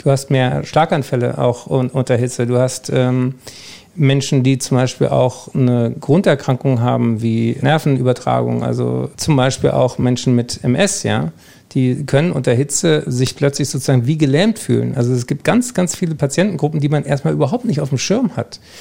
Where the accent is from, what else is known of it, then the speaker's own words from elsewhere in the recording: Germany; wir eigentlich als Deutsche